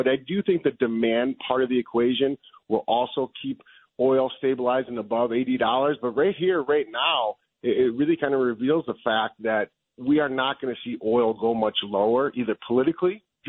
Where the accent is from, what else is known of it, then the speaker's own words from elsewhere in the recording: Chicago, Illinois, United States; Chicago, born and raised in Chicago.